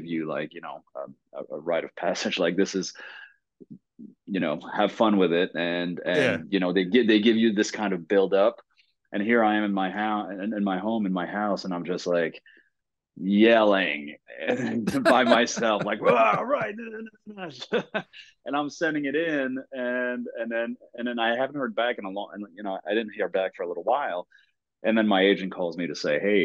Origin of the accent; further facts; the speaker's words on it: Quebec, Canada; first language French; English is a second language; moved away as an adult; also born or lived in New York; I'm French. I'm French Canadian